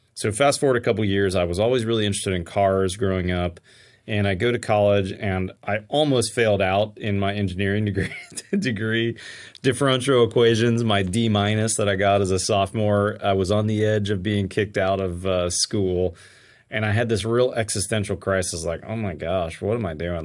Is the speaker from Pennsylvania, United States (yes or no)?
yes; Pittsburgh, Pennsylvania, United States; now in Texas, United States; I grew up in Pittsburgh, Pennsylvania